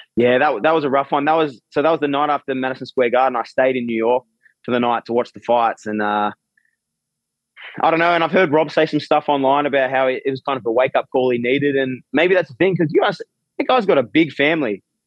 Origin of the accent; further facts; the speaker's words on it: Australia; I'm from Australia